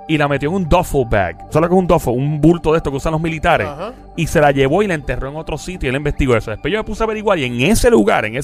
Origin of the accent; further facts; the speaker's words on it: Queens, New York, United States; Porque yo, yo me crié con esta gente en Queens, en New York.